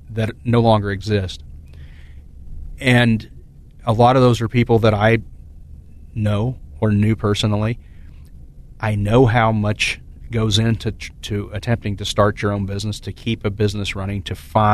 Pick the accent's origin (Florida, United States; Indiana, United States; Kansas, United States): Kansas, United States; Emporia; now in Topeka, United States; I'm not a native of Topeka. I was born in Emporia, but I've been here for 17 years, and this is home